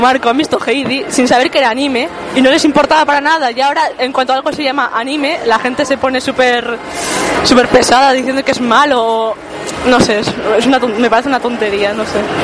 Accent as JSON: {"language": "Spanish", "town": "Burgos", "region": "Castile and León", "country": "Spain", "said": "siendo burgalés"}